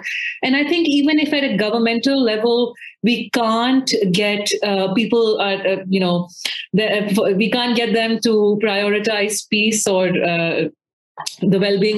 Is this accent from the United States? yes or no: no; Pakistan; I don't just say it as a Pakistani